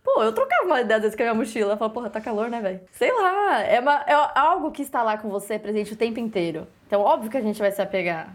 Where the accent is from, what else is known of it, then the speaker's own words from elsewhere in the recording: Brazil; sou brasileira